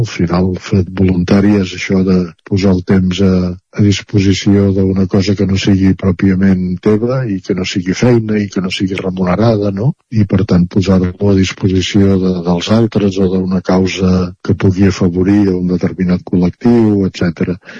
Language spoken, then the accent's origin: Catalan; Centelles, Catalonia, Spain; participant en entitats culturals de, de Centelles, eh, del meu poble